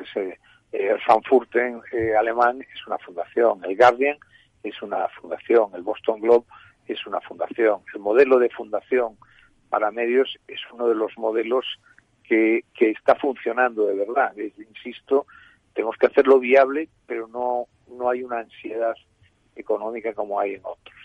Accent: Galicia, Spain; En Galicia, mi tierra

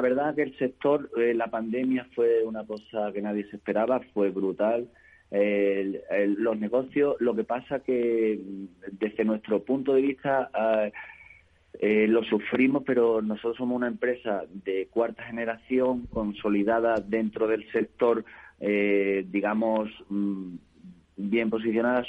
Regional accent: Monesterio, Extremadura, Spain; mi pueblo de Monesterio

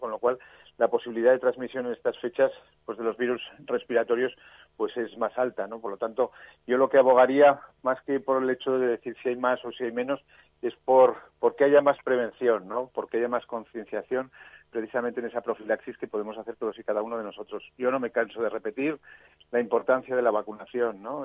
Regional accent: Zaragoza, Aragon, Spain; en Zaragoza, en mi tierra

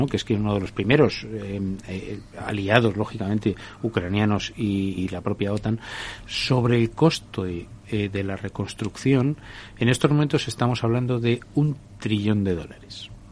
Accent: Spain

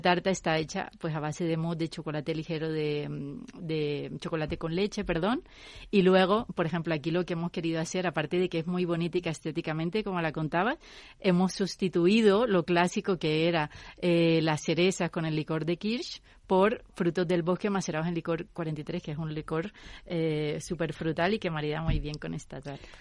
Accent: Colombia; moved away; Yo soy de Colombia y digamos que tenemos mucha más influencia americana

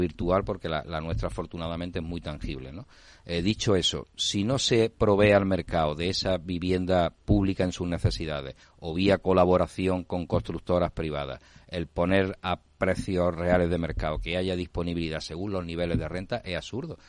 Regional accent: Málaga, Andalusia, Spain; vengo de Málaga con todo su desarrollo de parque tecnológico

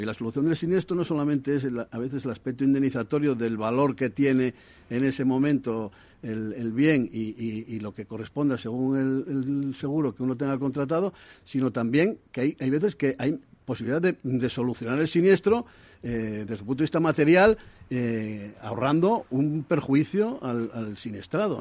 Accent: Asturias, Spain; yo soy de Asturias

